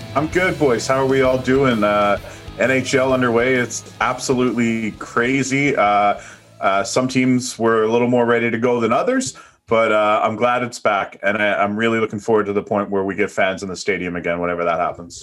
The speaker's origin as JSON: {"language": "English", "region": "East Coast", "country": "Canada", "said": "I'm from the East Coast"}